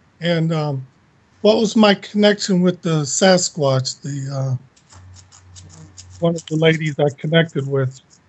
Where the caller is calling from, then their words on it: Southwest Florida, United States; Calling from Southwest Florida.